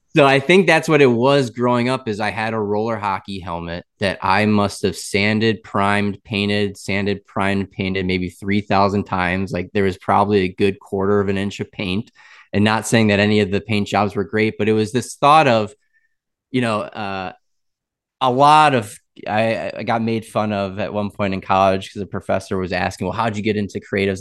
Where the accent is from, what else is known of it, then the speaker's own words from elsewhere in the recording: Wisconsin, United States; moved away as an adult; also born or lived in Boston / Raleigh; now in Tampa, United States; born in Boston, grew up in Wisconsin